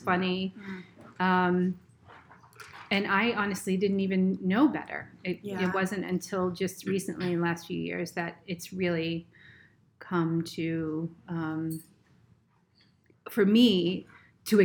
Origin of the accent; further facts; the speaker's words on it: Plymouth, Massachusetts, United States; also born or lived in Boston, Massachusetts / Hull, Massachusetts; now in Cape Cod, United States; I grew up in Plymouth